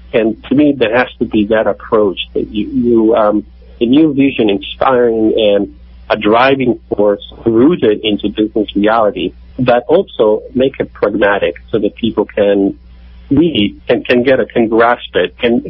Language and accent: English; Rome, Lazio, Italy; I'm from Rome, in Italy.